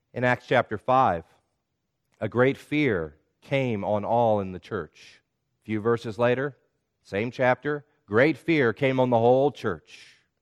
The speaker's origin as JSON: {"language": "English", "region": "the South", "country": "United States", "tie": "born or raised there", "said": "When I was a child growing up in the South"}